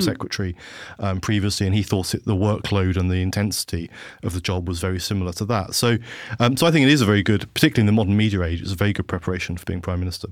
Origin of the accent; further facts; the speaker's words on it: Havant, South East England, United Kingdom; also born or lived in London; I worked for David Willits, who was my hometown M P